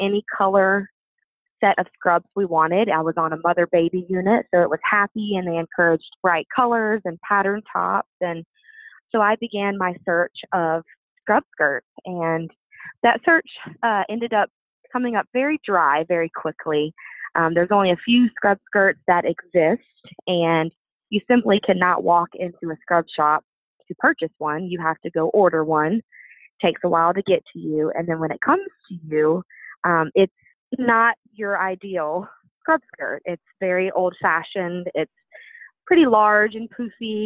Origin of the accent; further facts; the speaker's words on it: Baton Rouge, Louisiana, United States; moved away as an adult; now in St. Louis, United States; I'm originally from Baton Rouge, Louisiana, but I relocated to St. Louis, Missouri